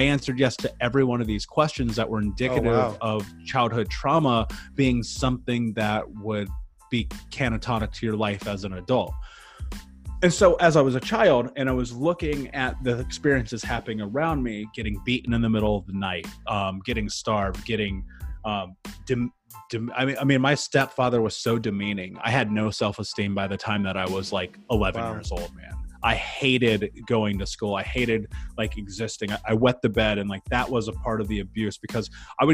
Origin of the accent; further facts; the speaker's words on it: Midwest, United States; growing up in the 90s in America, in the Midwest